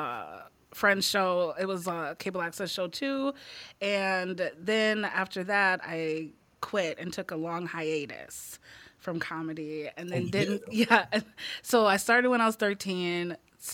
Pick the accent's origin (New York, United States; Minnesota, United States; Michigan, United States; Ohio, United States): Minnesota, United States; Crystal; also born or lived in Eagan, Minnesota; I grew up in Crystal. Before Crystal, I was in Eagan.